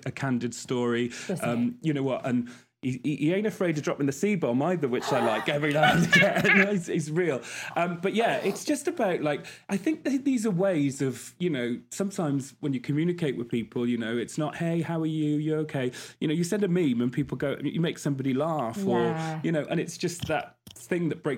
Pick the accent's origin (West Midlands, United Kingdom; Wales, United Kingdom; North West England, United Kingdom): Wales, United Kingdom; I'm not Scouse, as we thought. I'm from Wales